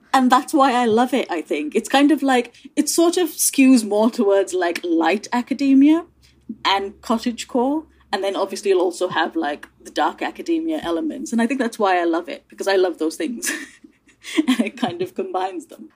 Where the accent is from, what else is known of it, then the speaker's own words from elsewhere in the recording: India; now in United Kingdom; I grew up in India I'm now British